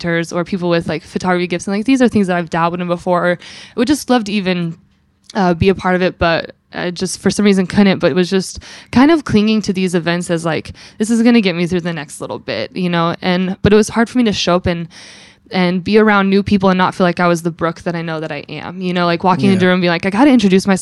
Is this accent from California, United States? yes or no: yes; California, United States; now in Philadelphia, United States; I'm born and raised in California, the high desert mountains